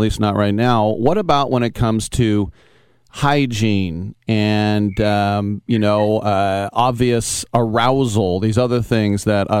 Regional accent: Berkeley, California, United States; also born or lived in Oakland; I grew up in the Berkeley area

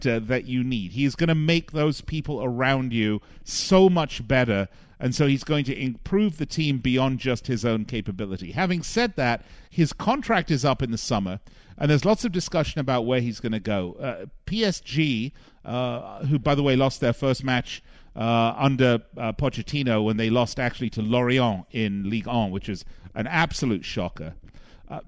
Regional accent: Las Vegas, Nevada, United States; the casinos here in my hometown of Las Vegas

